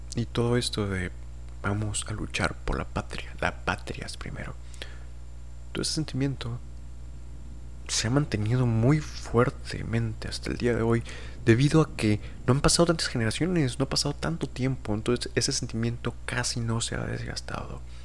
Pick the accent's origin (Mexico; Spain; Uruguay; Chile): Mexico; yo diría que soy mexicano, por supuesto. Tanto en mis documentos oficiales por haber nacido en un estado